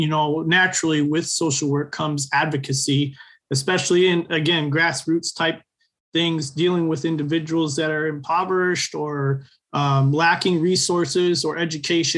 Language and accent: English; Michigan, United States; So I invited the U.S. The Department of Agriculture from our state, the Michigan Department of Agriculture